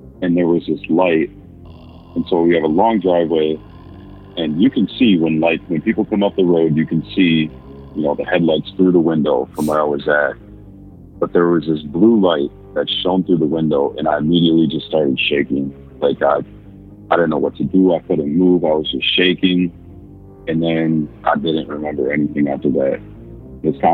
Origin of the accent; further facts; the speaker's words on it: Minnesota, United States; I'm from Minnesota.